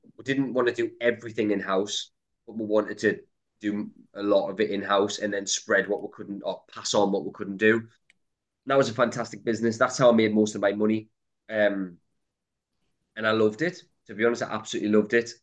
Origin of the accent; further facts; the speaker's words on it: Newcastle upon Tyne, North East England, United Kingdom; I grew up in a place called Throckley, which is quite a rough part of Newcastle